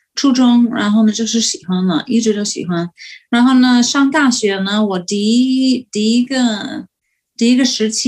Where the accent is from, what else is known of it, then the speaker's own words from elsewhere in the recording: United States; Chinese is a second language; moved away as an adult; also born or lived in Beijing, China / Guangzhou, China; 所以我们美国人去呢，